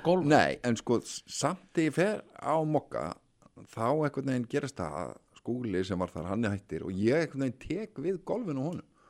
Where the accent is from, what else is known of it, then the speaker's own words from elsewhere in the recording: Reykjavík, Capital Region, Iceland; ég er úr Reykjavík